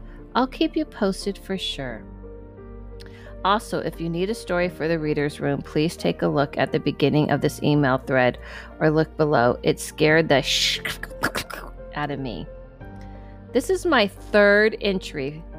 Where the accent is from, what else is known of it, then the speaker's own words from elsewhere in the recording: Michigan, United States; I grew up in Michigan and spent summers in the lakes.